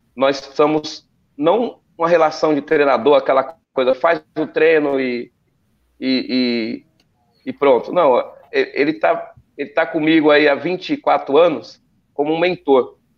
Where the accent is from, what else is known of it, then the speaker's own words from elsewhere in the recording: São Bernardo do Campo, São Paulo, Brazil; Eu, moro, eu, moro, em São Bernardo do Campo, nasci lá em São Bernardo do Campo.